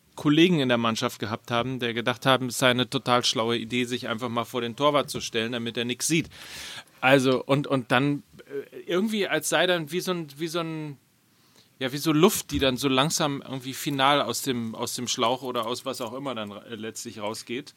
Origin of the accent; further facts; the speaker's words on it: Hamburg, Germany; Ich als Hamburger